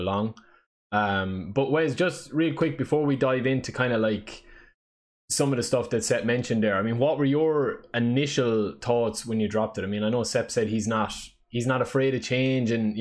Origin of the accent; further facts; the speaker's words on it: Ireland; I'm the Irish guy